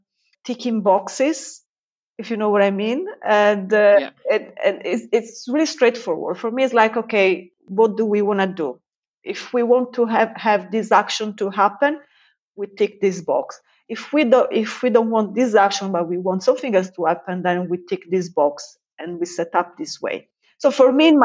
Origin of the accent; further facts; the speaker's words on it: Italy; now in United Kingdom; I'm based in the UK and I spend there most of my time, but I'm from Italy